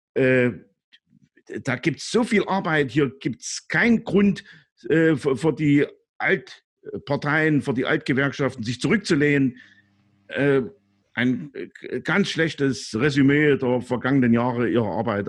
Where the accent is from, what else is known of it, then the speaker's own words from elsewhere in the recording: East Germany, Germany; als Ostdeutscher. Äh, ich hab's auch, äh, aufgrund meiner, äh, meines Lebensalters auch die D D R Zeit erlebt